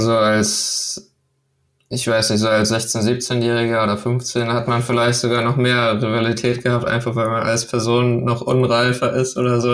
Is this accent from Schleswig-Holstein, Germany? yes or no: yes; Lübeck, Schleswig-Holstein, Germany; also born or lived in Denmark; Also ich komme ja aus Lübeck